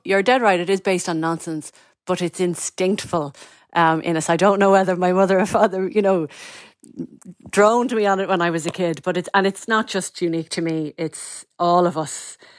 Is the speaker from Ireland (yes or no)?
yes; North County Dublin, Leinster, Ireland; I grew up in North County, Dublin.